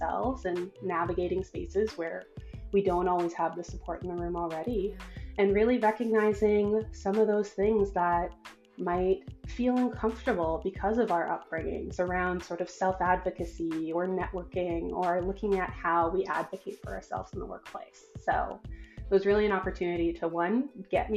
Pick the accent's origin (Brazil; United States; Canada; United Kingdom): Canada; Edmonton, Alberta; now in Toronto, Canada; back in my hometown of Edmonton